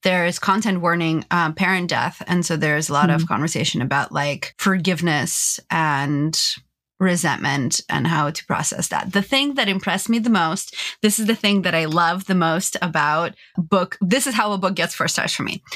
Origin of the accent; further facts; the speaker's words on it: California, United States; as a Californian